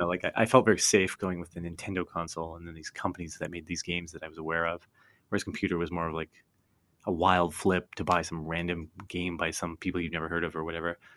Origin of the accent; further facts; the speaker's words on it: Canada; growing up in Canada, everything was U S, U S, U S